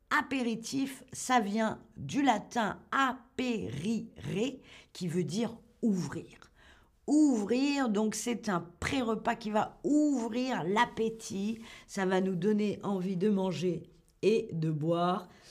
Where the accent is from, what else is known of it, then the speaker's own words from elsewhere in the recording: France; chez nous en France